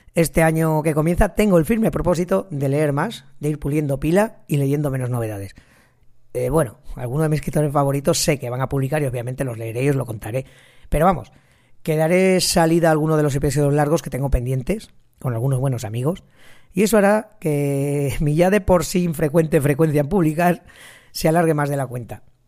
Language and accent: Spanish; Ejea de los Caballeros, Aragon, Spain; Geda los Caballeros, que es mi pueblo